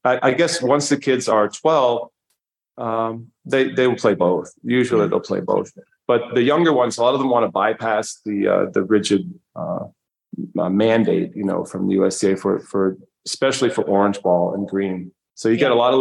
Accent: New York, United States; now in Manchester, Vermont, United States; I'm a New Yorker

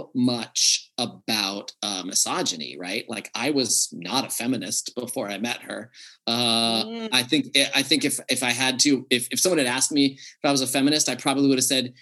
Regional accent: United States; I grew up in America

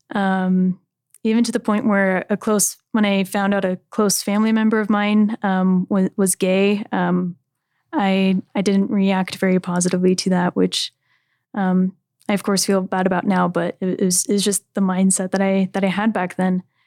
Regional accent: California, United States; I'm from California

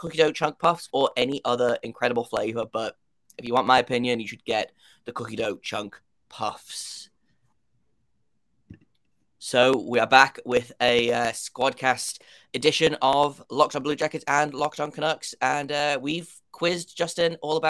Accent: United Kingdom; if you can't tell by my accent, I am from the United Kingdom

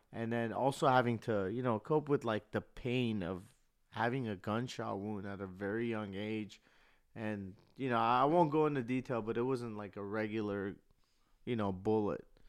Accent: Burbank, California, United States; I grew up here in Cali, in Burbank

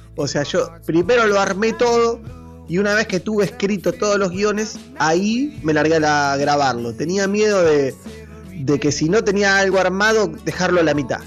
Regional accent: Argentina; also born or lived in Chivilcoy, Buenos Aires Province, Argentina; En la ciudad de Chivilcoy, en la provincia de Buenos Aires, en mi país Argentina.

